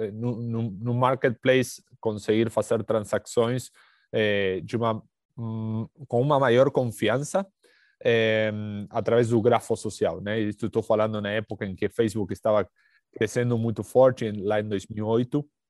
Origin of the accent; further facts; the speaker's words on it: Argentina; Portuguese is a second language; moved away as an adult; now in São Paulo, Brazil; já pelo sotaque dá para perceber que não, que não sou do Brasil. É, eh, sou, sou, argentino, mas moro aqui em São Paulo há uns oito anos.